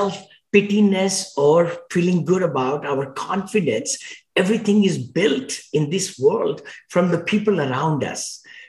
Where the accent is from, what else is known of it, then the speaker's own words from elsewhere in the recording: India; moved away as an adult; now in United States; when I came from India many, many years ago, over 40 years back